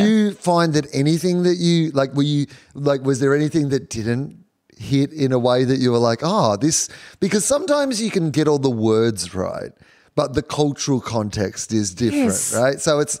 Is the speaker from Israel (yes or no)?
no; Australia; if I go to America as an Australian, great.